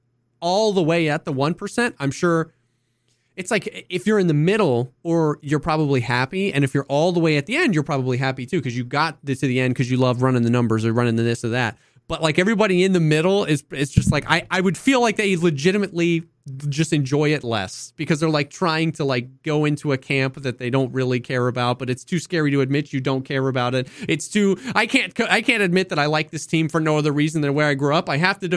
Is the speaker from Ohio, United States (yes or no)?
yes; Cincinnati, Ohio, United States; I like the Cincinnati Bengals. Because I grew up in Cincinnati.